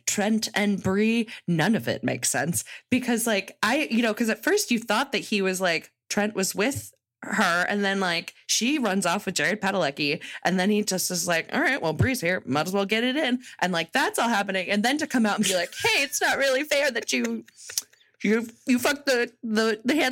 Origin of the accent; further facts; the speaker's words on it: Connecticut, United States; I am from Connecticut, but unfortunately, I guess I just hung out on the wrong side of the tracks